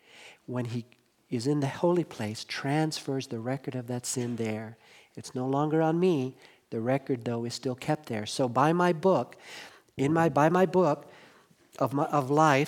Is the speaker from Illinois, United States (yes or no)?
no; Los Angeles, California, United States; now in Hendersonville, United States; when I was growing up in Los Angeles